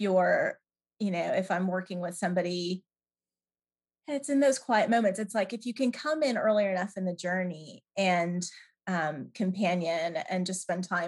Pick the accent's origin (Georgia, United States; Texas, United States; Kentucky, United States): Georgia, United States; Atlanta; moved away as an adult; also born or lived in Toronto, Canada; now in England, United Kingdom; And then in the States, I grew up in Atlanta